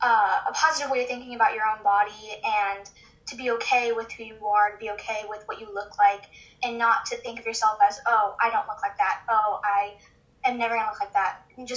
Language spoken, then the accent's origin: English; Texas, United States; I'm 14. I'm from Texas.